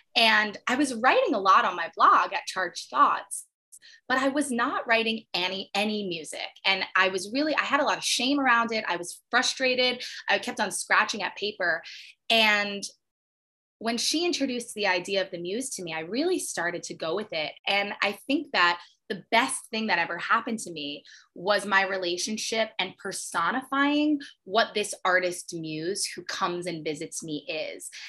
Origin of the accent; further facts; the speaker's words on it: 20 minutes north of Manhattan, New York, United States; I'm also a New Yorker. I grew up 20 minutes north of Manhattan, so it runs deep